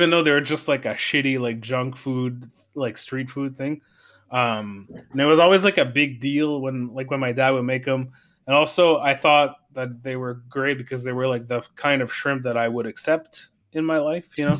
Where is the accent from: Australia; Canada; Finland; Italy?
Canada; Saguenay, Quebec; now in Montreal, Canada; I grew up in Saguenay.